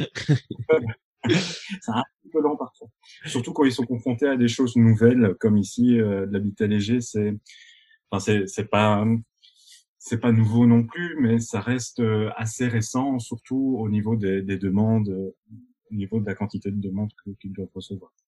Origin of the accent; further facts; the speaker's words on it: Binche, Wallonia, Belgium; moved away as an adult; also born or lived in Brussels; je suis originaire de Belgique, euh, un petit patelin qui s'appelle Binche